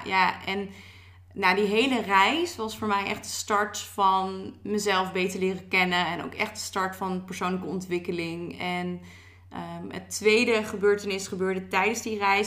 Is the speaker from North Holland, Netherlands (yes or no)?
no; Maartensdijk, Utrecht, Netherlands; now in Utrecht, Netherlands; ik woon nu in Utrecht, maar ik kom uit Maartstijk. Maartstijk is echt een klein dorpje, een beetje tussen Utrecht